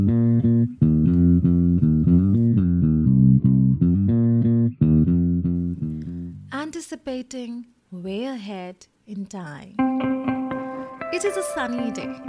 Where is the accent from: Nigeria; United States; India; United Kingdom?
India; I come from India